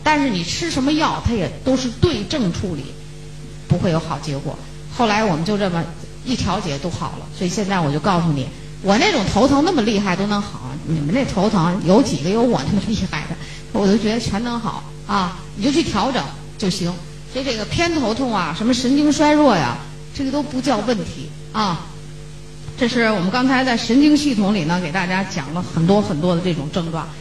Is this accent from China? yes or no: yes; China; 我们中国人一贯的是不信